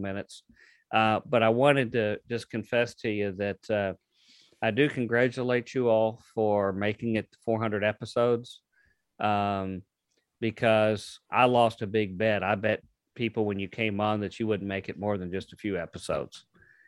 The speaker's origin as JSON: {"language": "English", "town": "Louisville", "region": "Kentucky", "country": "United States", "tie": "born or raised there", "said": "my hometown of Louisville"}